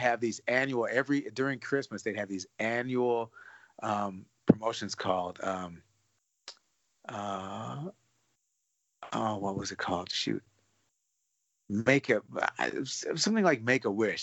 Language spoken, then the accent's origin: English; Detroit, Michigan, United States; now in California, United States; growing up in Detroit